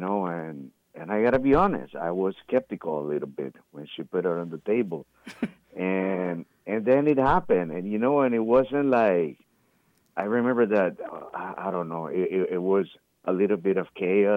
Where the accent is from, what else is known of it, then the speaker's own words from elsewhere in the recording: Nicaragua; moved away; I'm from Nicaragua